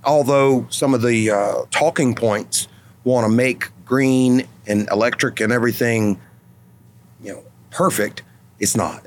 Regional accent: North Louisiana, United States; I'm from North Louisiana

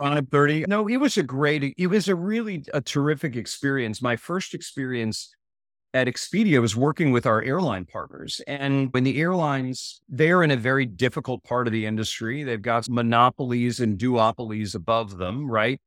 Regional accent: Maryland, United States; moved away as an adult; Maryland East Coast was great, great place to grow up.

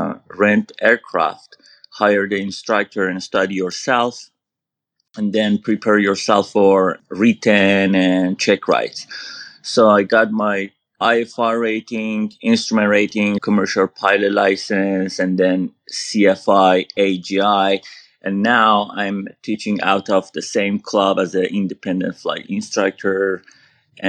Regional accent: San Diego, California, United States; Actually, I'm from United States, California, San Diego. So here in SoCal, I find a flight school

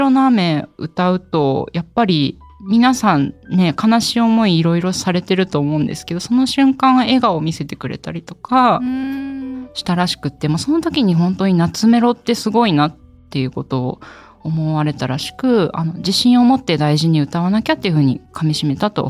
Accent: Kagoshima, Japan; ぜひお読みください、はい、今日のテーマは私の出身の鹿児島の方言につい

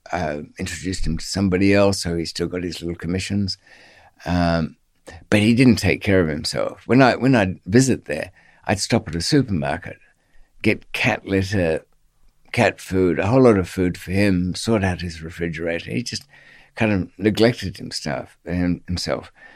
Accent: Australia; accent: Australian; moved away; she kn-, knew from my accent there was, there was some Australian background.

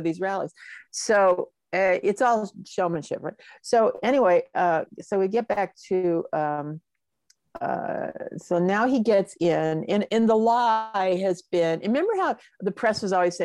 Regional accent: Los Angeles, California, United States; I'm going to be 78 this year, and I grew up in Hollywood.

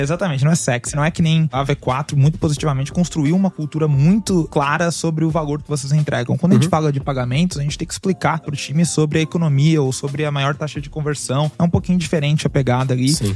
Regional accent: Brazil; moved away as an adult; also born or lived in Canada; Morava no Brasil, mas eu saí do Brasil já faz 10 anos

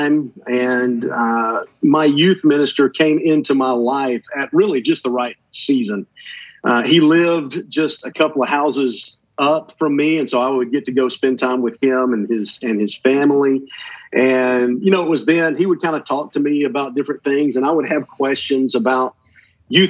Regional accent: Atlanta, Georgia, United States; I grew up in the Atlanta area, just kind of on the north side of Atlanta

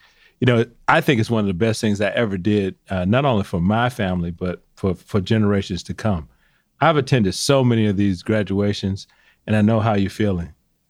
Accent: Atlanta, Georgia, United States; I'm from Georgia. I'm from Atlanta.

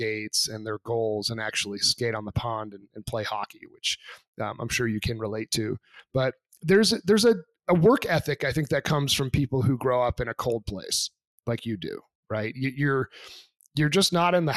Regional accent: New Hampshire, United States; I'm actually from New Hampshire. So I grew up just a little bit south of the Canadian border onto Quebec.

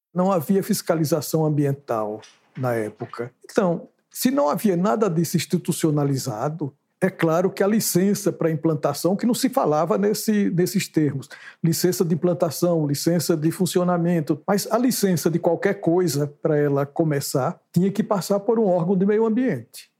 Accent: Santana do Ipanema, Alagoas, Brazil; now in Maceió, Brazil; Eu sou alagoano, de Santana do Ipanema

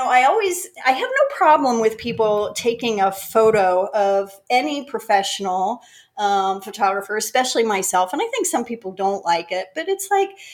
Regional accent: Greensburg, Pennsylvania, United States; moved away as an adult; also born or lived in Florida; now in North Carolina, United States; I grew up outside of Pittsburgh, Pennsylvania, a little town called Greensburg

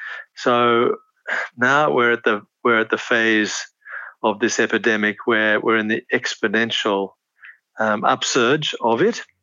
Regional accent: Australia; now in Papua New Guinea; I was born in Australia, but I've been in PNG since the 60s.

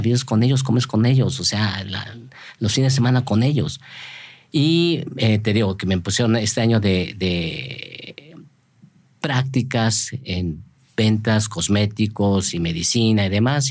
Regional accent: Mexico; moved away as an adult; also born or lived in Berkeley, United States / Japan; como los mexicanos

